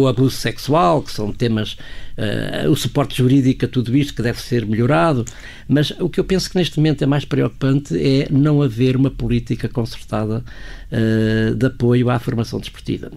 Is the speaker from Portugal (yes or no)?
yes; Portugal; como português